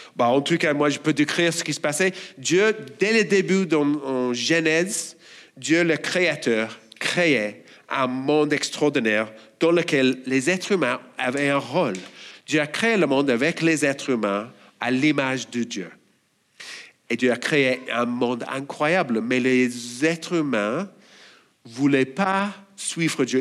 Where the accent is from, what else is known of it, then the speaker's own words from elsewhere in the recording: Australia; French is a second language; moved away as an adult; Je suis australien, et si vous avez du mal à comprendre mon accent, bon, désolé, je n'ai pas d'autre